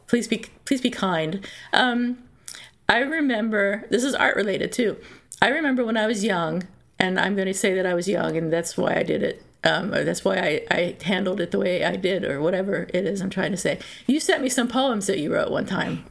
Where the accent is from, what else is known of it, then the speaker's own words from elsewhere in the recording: Philadelphia, Pennsylvania, United States; moved away; also born or lived in North Carolina; I was born in Philadelphia